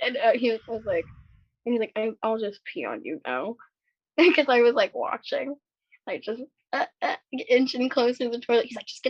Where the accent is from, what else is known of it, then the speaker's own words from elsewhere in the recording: Las Vegas, Nevada, United States; moved away as an adult; now in California, United States; I grew up in Vegas, but I just recently moved to Cali